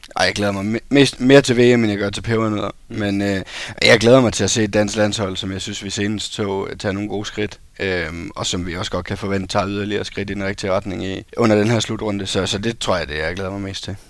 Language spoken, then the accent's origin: Danish; Esbjerg, Southern Denmark, Denmark; jeg er fra Esbjerg